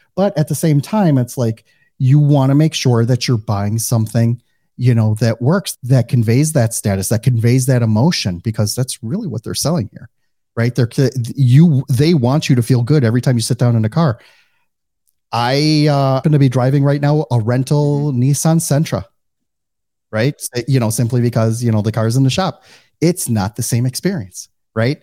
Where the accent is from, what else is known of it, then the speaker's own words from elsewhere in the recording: Midwest, United States; accent: Midwestern; now in Fort Lauderdale, United States; they either can pick up on my Midwestern accent or they just don't hear it at all